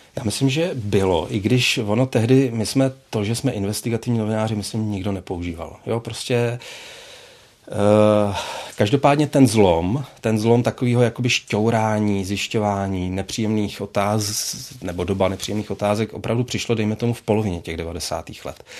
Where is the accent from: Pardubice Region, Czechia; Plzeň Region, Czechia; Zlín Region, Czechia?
Plzeň Region, Czechia; Plzeň; já jsem z Plzně a měl jsem pocit, že v té Plzni vlastně zůstanu